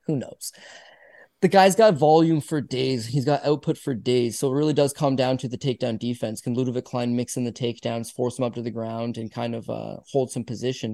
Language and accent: English; Canada; I'm Canadian.